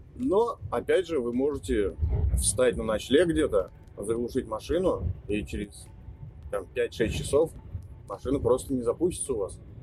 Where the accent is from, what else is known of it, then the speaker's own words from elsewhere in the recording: Nizhny Novgorod, Nizhny Novgorod Oblast, Russia; в Нижнем Новгороде, откуда я родом